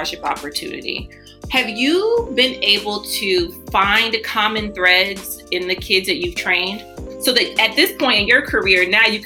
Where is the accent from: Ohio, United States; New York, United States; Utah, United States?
Ohio, United States; Cleveland; now in California, United States; I'm originally from Cleveland